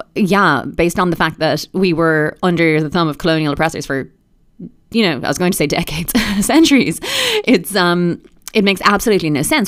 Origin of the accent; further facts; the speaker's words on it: Ireland; being Irish